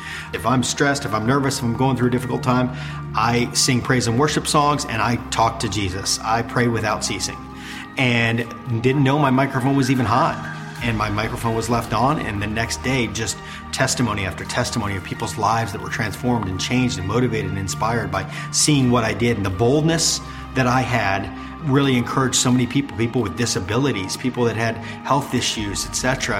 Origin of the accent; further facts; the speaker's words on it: Sarasota, Florida, United States; She came home, she had me at Sarasota Memorial Hospital, which is in my hometown. It's still here to this day. And I grew up on the wire.